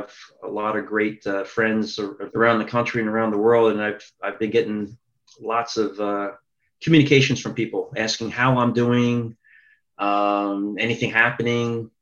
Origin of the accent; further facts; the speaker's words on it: Philadelphia, Pennsylvania, United States; I was born in South Philadelphia. When I was a toddler, we moved up to Northeast Philadelphia in the Oxford Circle area